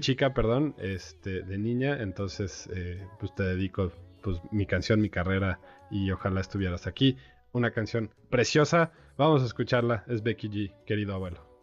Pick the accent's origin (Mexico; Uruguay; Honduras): Mexico; como mexicanos